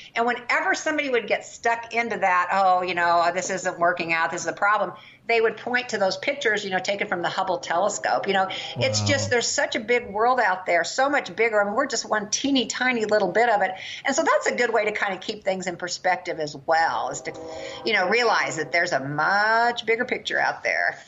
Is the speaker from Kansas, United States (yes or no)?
yes; Kansas, United States; Kansas, my home state.